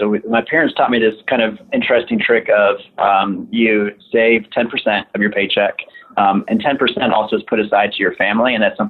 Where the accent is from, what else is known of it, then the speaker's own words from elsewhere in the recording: Central Kentucky, United States; I'm actually from Central Kentucky originally, so it's even been cool for me to see Lexington just kind of like from my whole life, last like 26 years